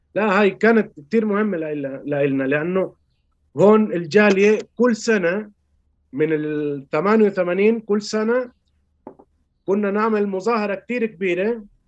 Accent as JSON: {"language": "Arabic", "country": "Chile", "tie": "born or raised there"}